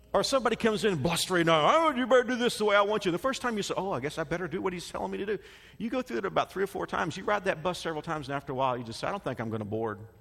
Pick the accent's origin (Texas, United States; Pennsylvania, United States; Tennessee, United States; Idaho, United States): Texas, United States; Dallas; moved away; I grew up in Metroplex